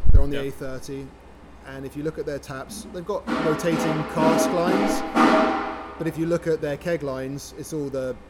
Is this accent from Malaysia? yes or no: no; United Kingdom; also born or lived in Toronto; Pubs are deeply rooted in our culture as British people